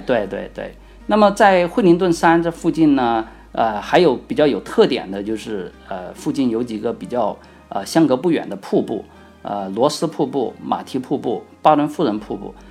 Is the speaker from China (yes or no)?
yes; Sichuan, China; 用我们四川话来说的话